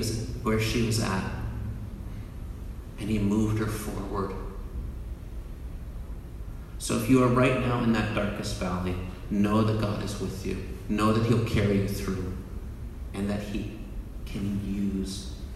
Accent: Canada; I'm Canadian

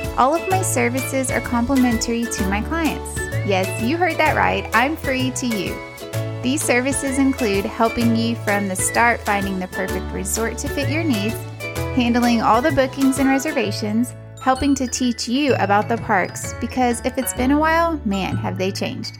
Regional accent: Texas, United States; I'm from Texas and barbecue's kind of a thing here

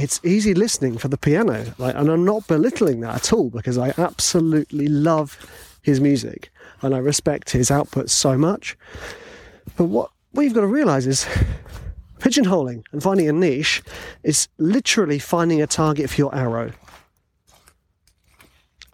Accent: England, United Kingdom

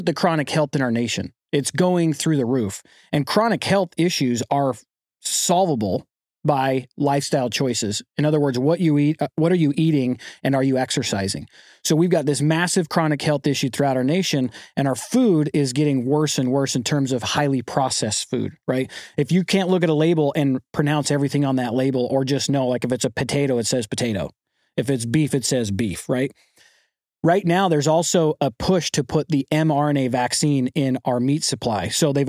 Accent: St. George, Utah, United States; I grew up in Southern Utah, a place called St. George, and my family are five generations of ranchers.

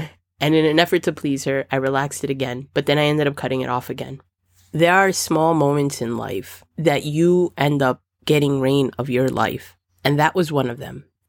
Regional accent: Dominican Republic; I'm Dominican

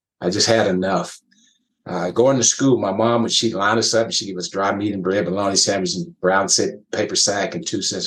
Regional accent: West Texas, United States; that small community I grew up in West Texas

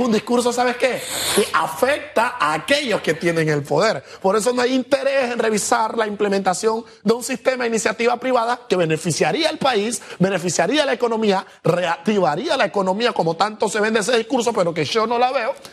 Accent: Panama; como panameños muchos tenemos

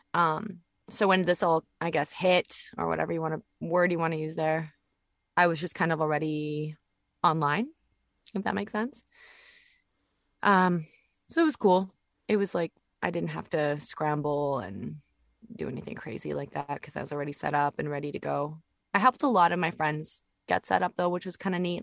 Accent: Vancouver, British Columbia, Canada; we live in Vancouver as well, right? Like I'm Canadian and that's where I'm from

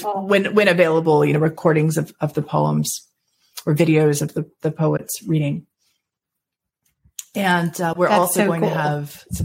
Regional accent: Florida, United States; born there; also born or lived in Georgia; because I was born in Florida. I've lived in Georgia longer than I've lived anywhere else at this point.

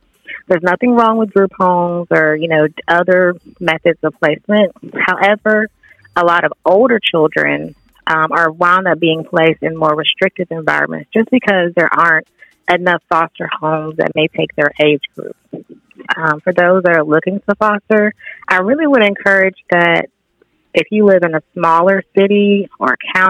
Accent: Warner Robins, Georgia, United States; also born or lived in Florida; now in Valdosta, United States; As far as location, I'm actually a military child. I was born in Florida, but I spent most of my life in Warner Robins, Georgia. I wound up here in Valdosta through, by way of college, I attended Valdosta State University

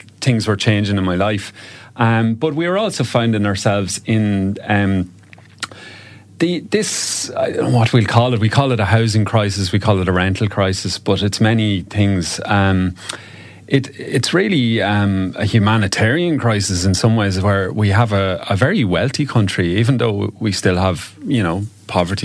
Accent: County Cavan, Ireland; also born or lived in Galway / Dublin / Donegal; now in Ennistymon, Ireland; I'm actually originally from Cavan

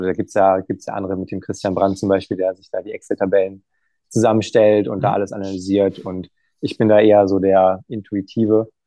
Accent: Emmerich am Rhein, North Rhine-Westphalia, Germany; now in Düsseldorf, Germany; ich komme ja aus Emmerich, Emmerich am Rhein

